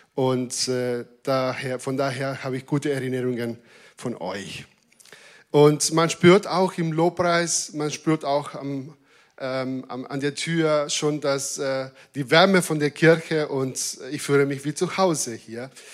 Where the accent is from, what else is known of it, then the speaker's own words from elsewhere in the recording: Argentina; German is a second language; now in Germany; als Argentinier